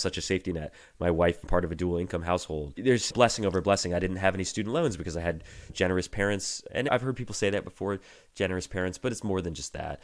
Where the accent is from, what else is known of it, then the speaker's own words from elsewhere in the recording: Virginia, United States; moved away as an adult; now in Michigan, United States; my home state, Virginia